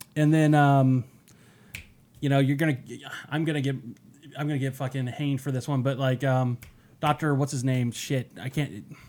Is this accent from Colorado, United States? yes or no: yes; Denver, Colorado, United States; born or raised there; moved away